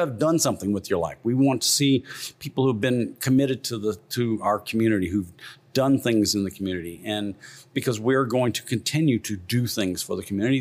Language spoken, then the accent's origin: English; Morgan City, Louisiana, United States; now in Baton Rouge, United States; I grew up down in Morgan City